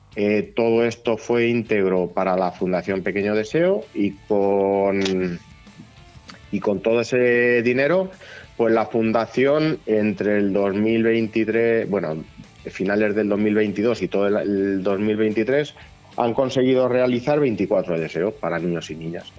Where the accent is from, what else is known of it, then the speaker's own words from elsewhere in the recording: Castilla-La Mancha, Spain; Yo soy de Gueruela, de un pueblo eh, chiquitín de aquí de la provincia de Albacete